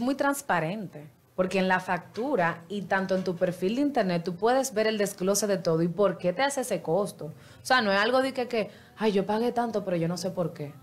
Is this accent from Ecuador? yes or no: no; Dominican Republic; a nosotros como dominicanos